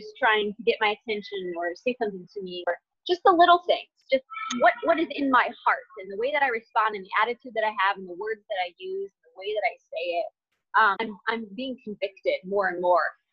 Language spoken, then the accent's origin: English; Michigan, United States; moved away as an adult; now in North Carolina, United States; I'm from Michigan, I'm living in North Carolina now. So I moved there without knowing anyone